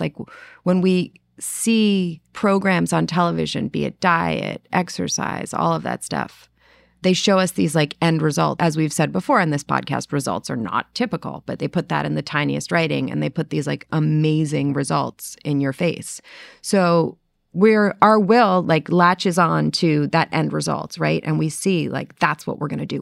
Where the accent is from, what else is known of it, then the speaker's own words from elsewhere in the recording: New York City, New York, United States; moved away; growing up in New York City, we had a lot of mice